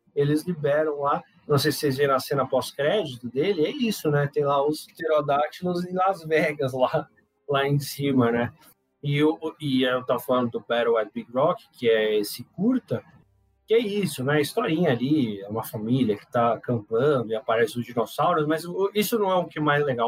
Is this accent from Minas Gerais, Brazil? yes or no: no; São Paulo, Brazil; also born or lived in Manaus; sou de São Paulo, mas eu morei em Manaus.